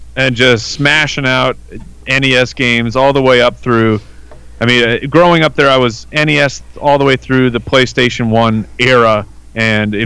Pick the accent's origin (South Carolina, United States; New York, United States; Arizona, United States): Arizona, United States; also born or lived in California; I've been in Arizona uh, essentially my entire life except for about a year or two I lived in California, but born and raised here